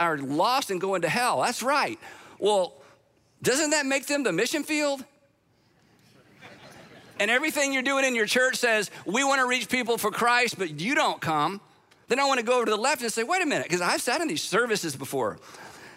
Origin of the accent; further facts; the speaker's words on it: United States; I'm an American